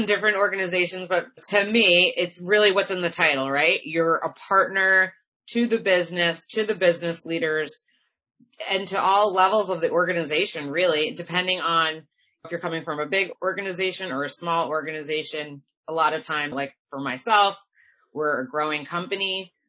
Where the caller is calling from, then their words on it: outside of Boston, Massachusetts, United States; I'm calling in from Massachusetts, outside of Boston.